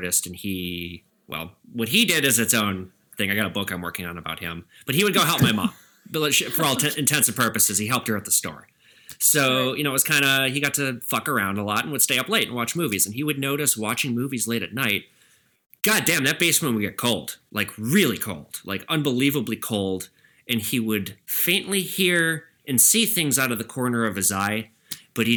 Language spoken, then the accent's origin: English; Edina, Minnesota, United States; I'm from Edina, Minnesota